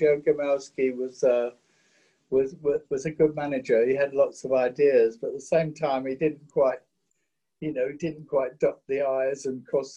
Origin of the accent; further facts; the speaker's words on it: England, United Kingdom; for us as English guys working in a studio like Chess